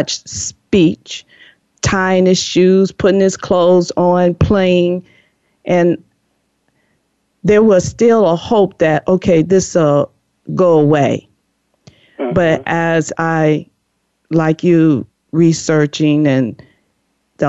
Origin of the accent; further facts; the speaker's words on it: Chicago, Illinois, United States; now in California, United States; I'm originally from the Chicago, Illinois, and moved to California